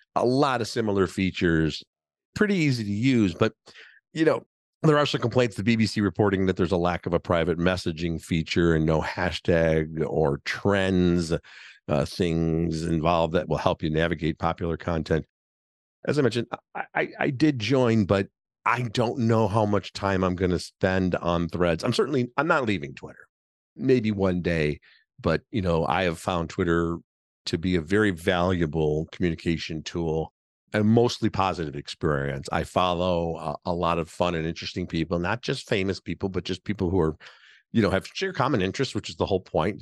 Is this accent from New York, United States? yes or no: no; Chicago, Illinois, United States; I'm podcasting to you here from Chicago, my hometown.